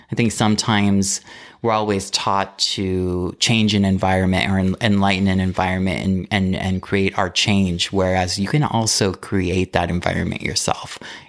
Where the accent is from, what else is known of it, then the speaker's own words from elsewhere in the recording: Modesto, California, United States; moved away as an adult; also born or lived in San Francisco / Los Angeles; now in Palm Springs, United States; Okay, I am from Modesto, California, born and raised. It's a small town.